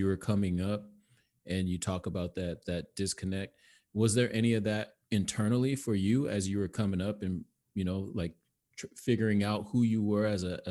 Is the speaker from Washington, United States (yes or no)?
yes; Tacoma, Washington, United States; We're from Tacoma